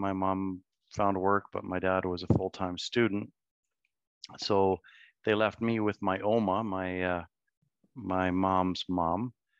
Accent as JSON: {"language": "English", "town": "Soest", "region": "North Rhine-Westphalia", "country": "Germany", "tie": "born there", "said": "I was born in Zost, Germany."}